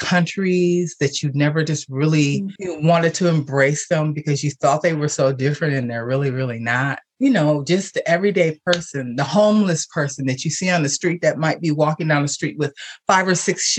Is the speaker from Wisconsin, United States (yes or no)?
yes; Milwaukee, Wisconsin, United States; I was born and raised in Milwaukee, Wisconsin